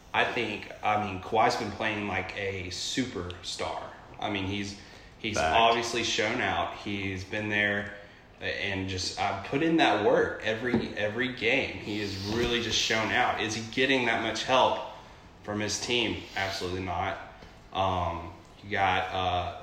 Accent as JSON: {"language": "English", "town": "Corpus Christi", "region": "Texas", "country": "United States", "tie": "born or raised there", "said": "I grew up in Corpus Christi, Texas"}